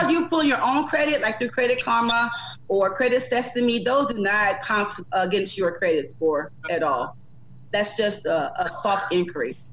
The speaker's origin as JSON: {"language": "English", "town": "St. Louis", "region": "Missouri", "country": "United States", "moved": "as an adult", "said": "I'm from St. Louis originally, originally from St. Louis"}